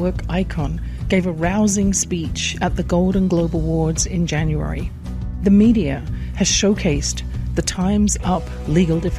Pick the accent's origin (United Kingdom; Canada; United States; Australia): United Kingdom; England; born or raised there